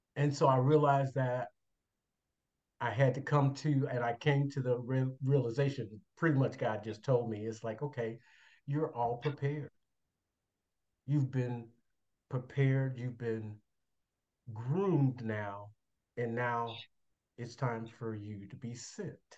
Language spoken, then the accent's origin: English; Chicago, Illinois, United States; moved away as an adult; now in Indianapolis, United States; born and raised in Chicago, Illinois